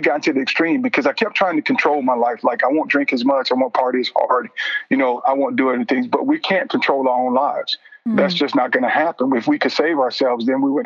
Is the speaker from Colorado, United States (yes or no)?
no; Vidalia, Georgia, United States; moved away; I ended up back in Georgia, my hometown of Vidalia.